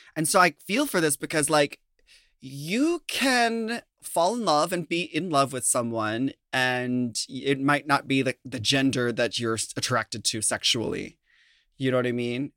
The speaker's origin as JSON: {"language": "English", "region": "Minnesota", "country": "United States", "moved": "yes", "said": "I'm from Minnesota"}